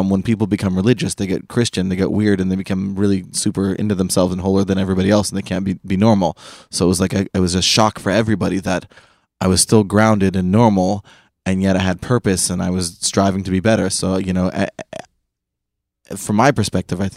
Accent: Seattle, Washington, United States; moved away; also born or lived in Manchester; I'm from Seattle

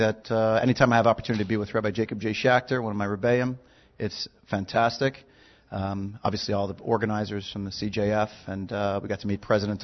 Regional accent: Montreal, Quebec, Canada; accent: Canadian; moved away; I originally hailed from Montreal. Canada.

